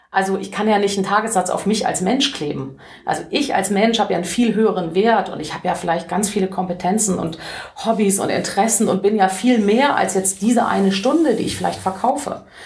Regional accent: Cologne, North Rhine-Westphalia, Germany; ich freue mich einfach, äh, als Kölnerin in Köln sprechen zu können

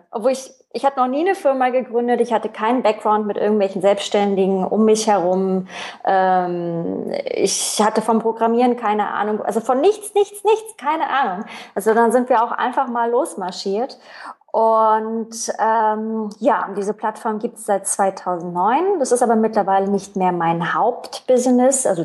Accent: East Germany, Germany; klar, DDR-Kind, ich bin in der DDR aufgewachsen, Wende, ähm, dann Jugend in der, in, der, in der BRD dann, also im gemeinsamen Deutschland.

